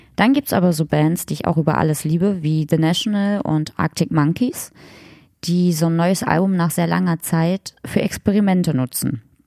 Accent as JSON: {"language": "German", "town": "Magdeburg", "region": "Saxony-Anhalt", "country": "Germany", "tie": "born or raised there", "said": "aus Magdeburg, aus meiner Heimatstadt"}